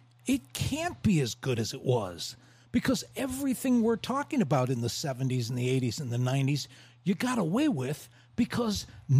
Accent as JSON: {"language": "English", "town": "Cleveland", "region": "Ohio", "country": "United States", "also_born_or_lived": "Los Angeles, California", "moved": "yes", "said": "I left Cleveland in 73, didn't come back till 95."}